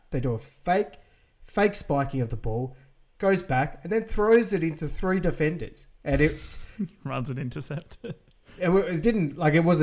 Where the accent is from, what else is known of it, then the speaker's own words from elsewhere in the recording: Australia; We apologise mm. as Australian.